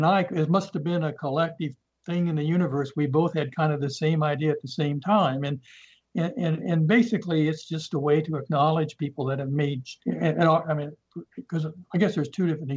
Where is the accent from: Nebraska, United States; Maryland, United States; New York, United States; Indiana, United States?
Nebraska, United States; moved away; I'm from Nebraska. I'm a Cornhusker.